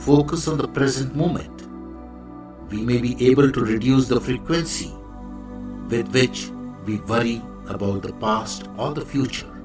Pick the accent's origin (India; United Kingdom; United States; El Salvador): India; I am the Indian monk.